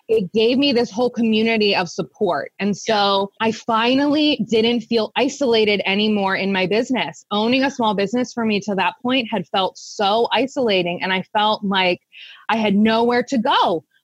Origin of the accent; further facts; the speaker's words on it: Central Pennsylvania, United States; I started my business, Preferred Pet Care Services, here in Central Pennsylvania. We're based around the Harrisburg area. I actually started my business in my hometown